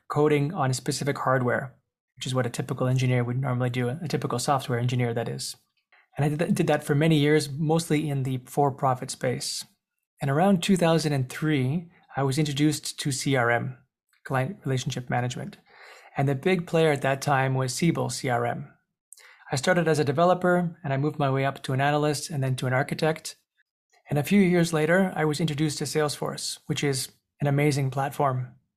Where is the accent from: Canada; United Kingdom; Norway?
Canada; Montreal, Quebec; I was born in Montreal, Canada, to some European parents.